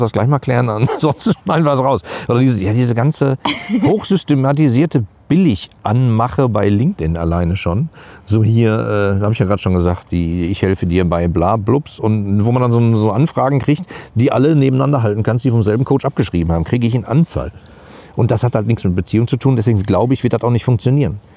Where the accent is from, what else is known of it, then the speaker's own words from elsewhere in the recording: Gladbeck, North Rhine-Westphalia, Germany; bei uns in, in Gladbeck, wo ich groß geworden bin